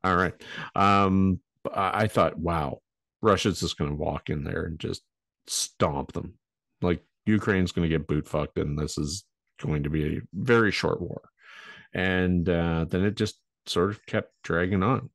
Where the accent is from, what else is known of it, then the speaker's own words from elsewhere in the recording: Canada; we're Canadian.